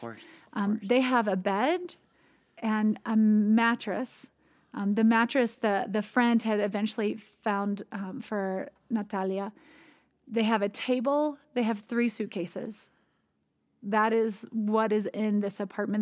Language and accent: English; United States; growing up in the United States